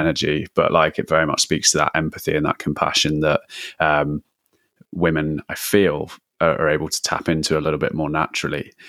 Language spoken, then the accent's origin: English; London, United Kingdom; I'm from London.